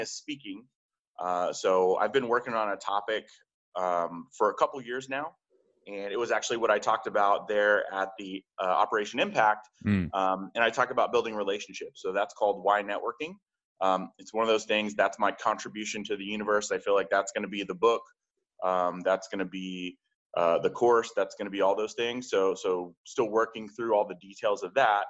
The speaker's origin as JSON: {"language": "English", "area": "just outside of Tulsa", "region": "Oklahoma", "country": "United States", "tie": "born or raised there", "moved": "as an adult", "said": "I went back home to my small hometown in just outside of Tulsa, Oklahoma"}